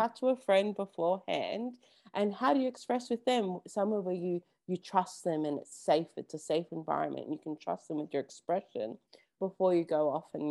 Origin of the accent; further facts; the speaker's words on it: Melbourne, Victoria, Australia; I'm from Melbourne.